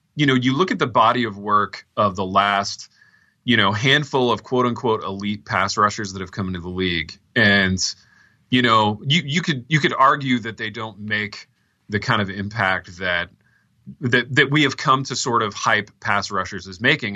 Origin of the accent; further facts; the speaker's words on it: Indianapolis, Indiana, United States; growing up in Indianapolis